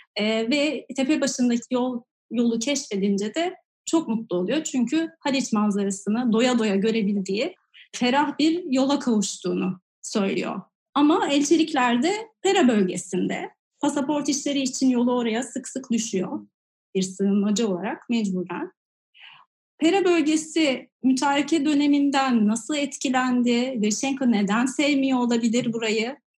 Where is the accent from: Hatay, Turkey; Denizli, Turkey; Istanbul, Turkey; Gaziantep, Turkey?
Istanbul, Turkey; ben de Fatih Yavuz Selim'de e, Nohuta'da sofa, bir ahşap evde doğdum